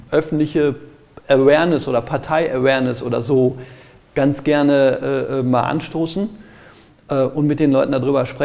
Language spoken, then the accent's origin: German; Gelsenkirchen, North Rhine-Westphalia, Germany; Ich komme aus Gelsenkirchen, ähm, da merke ich das.